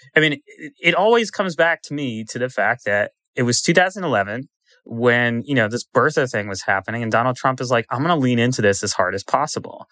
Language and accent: English; Washington, District of Columbia, United States; growing up in Washington, D C